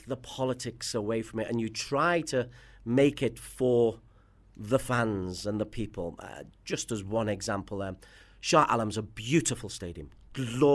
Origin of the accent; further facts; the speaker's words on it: Liverpool, North West England, United Kingdom; moved away as an adult; also born or lived in Singapore; now in Kuala Lumpur, Malaysia; I'm from Liverpool. And Liverpool is a city